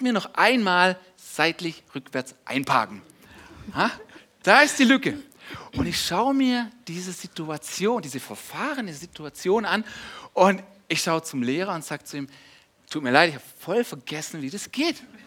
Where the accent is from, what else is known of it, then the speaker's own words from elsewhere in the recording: Germany; wir als Deutsche